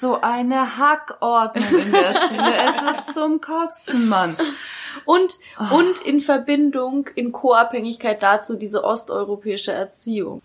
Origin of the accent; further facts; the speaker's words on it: Ukraine; now in Germany; ich komme aus der Ukraine.